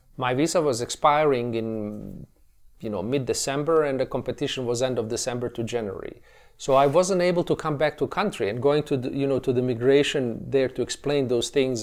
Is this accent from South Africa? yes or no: no; Tuzla, Federation of Bosnia and Herzegovina, Bosnia & Herzegovina; they enrolled me in a, in a music school in my hometown, as you mentioned earlier, of, of, uh, Tuzla, uh, situated in nor-, northeastern